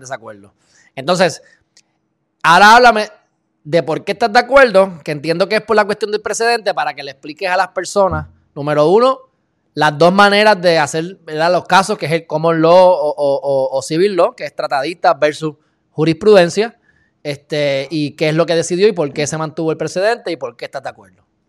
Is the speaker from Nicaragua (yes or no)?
no; Puerto Rico; en el caso de Puerto Rico, que es un sitio muy rico en derecho y hasta más complejo porque tenemos dos influencias